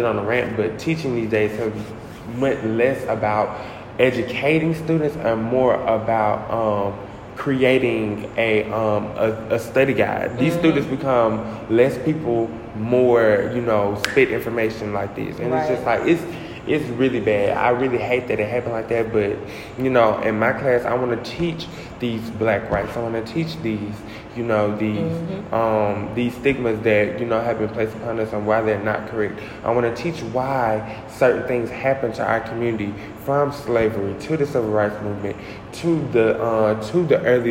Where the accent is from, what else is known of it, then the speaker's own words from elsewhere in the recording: the South, United States; growing up in the South